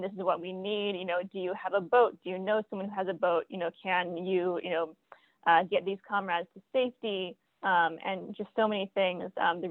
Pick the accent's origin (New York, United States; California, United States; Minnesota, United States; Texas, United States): California, United States; San Diego; now in St. Petersburg, United States; Yeah, so I am originally from San Diego, California, and I'm now living in St. Petersburg, Florida, home of Black Power 96, and very happy to be doing so. I'm from a theater background